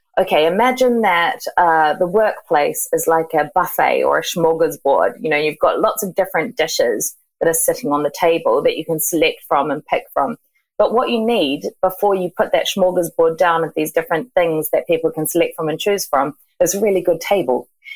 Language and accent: English; New Zealand; moved away as an adult; now in Margate, United Kingdom; I'm from New Zealand, but I actually have been in the UK for 15 years, and I work from Margate on the coast in Kent